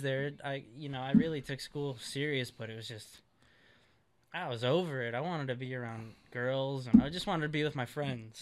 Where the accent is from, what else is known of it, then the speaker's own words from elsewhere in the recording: Chicago, Illinois, United States; moved away as an adult; now in West Coast, United States; I'm from Chicago, Illinois